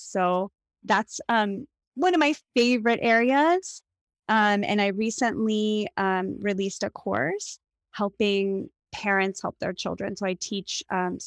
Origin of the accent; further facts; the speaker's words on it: Pittsburgh, Pennsylvania, United States; moved away as an adult; also born or lived in Evanston, Illinois / New York City / Los Angeles; now in Port Moody, Canada; I grew up in Pittsburgh, Pennsylvania